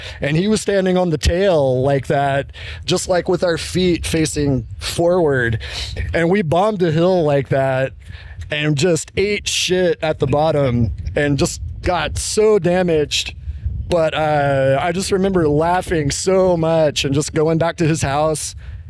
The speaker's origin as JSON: {"language": "English", "town": "Jackson", "region": "Mississippi", "country": "United States", "said": "I'm originally from Jackson"}